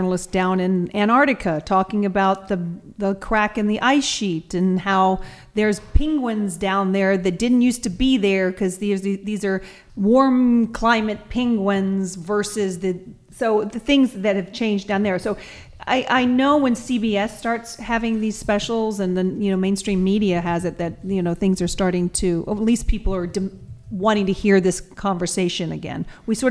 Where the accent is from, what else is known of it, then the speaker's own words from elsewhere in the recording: Georgia, United States; I'm from Georgia